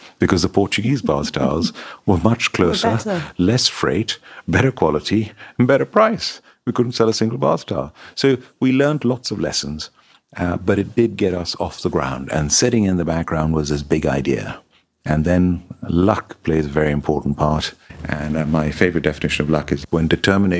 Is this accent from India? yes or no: yes; Hyderabad, Telangana, India; moved away as an adult; also born or lived in Fulham, London; now in United Kingdom; We're both from Hyderabad in India.